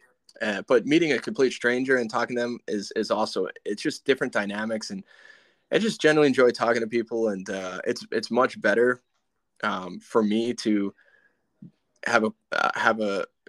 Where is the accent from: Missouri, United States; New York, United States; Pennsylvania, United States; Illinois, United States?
New York, United States; moved away as an adult; now in Jacksonville, United States; I'm from New York.